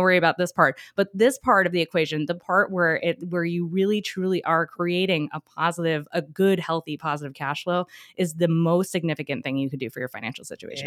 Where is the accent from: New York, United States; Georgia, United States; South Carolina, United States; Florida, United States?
New York, United States; moved away as an adult; I'm originally from New York, but my parents, because we moved down here